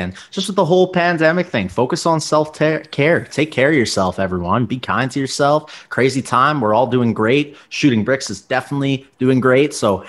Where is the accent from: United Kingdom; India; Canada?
Canada; Thank you to my home country. Much love, Canada.